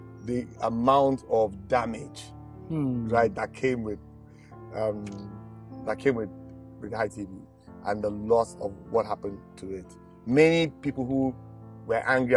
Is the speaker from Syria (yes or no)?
no; Nigeria; I'm a Nigerian